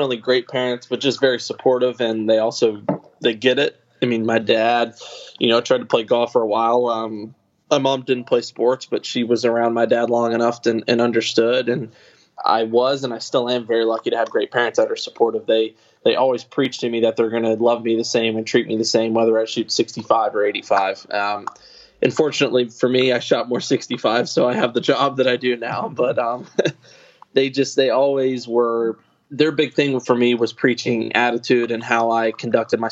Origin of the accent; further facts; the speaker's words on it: Kentucky, United States; growing up in Kentucky